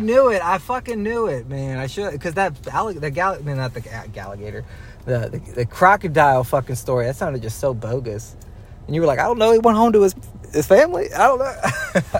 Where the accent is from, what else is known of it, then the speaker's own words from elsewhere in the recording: Dallas, Georgia, United States; We grew up in Dallas, Georgia. We all know what happens out here.